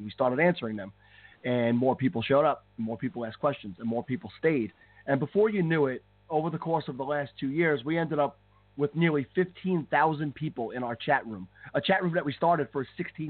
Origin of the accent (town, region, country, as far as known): Long Island, New York, United States; accent: Long Island